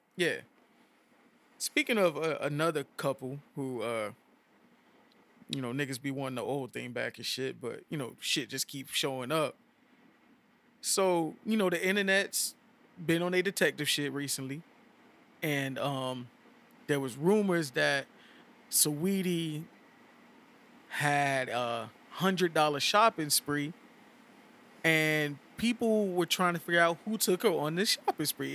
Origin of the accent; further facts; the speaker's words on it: Miami, Florida, United States; I'm from Miami